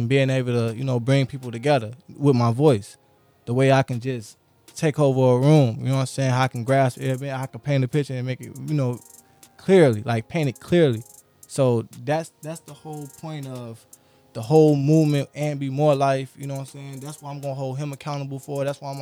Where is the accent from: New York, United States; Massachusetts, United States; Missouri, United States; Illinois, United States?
Illinois, United States; Aurora; also born or lived in West Side, Chicago / South Side, Chicago; my city, Aurora. Grew up on Aurora